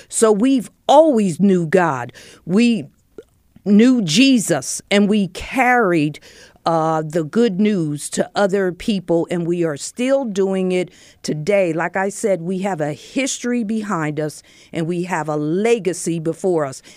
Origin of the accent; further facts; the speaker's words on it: Bethlehem, Pennsylvania, United States; I grew up in Bethlehem, Pennsylvania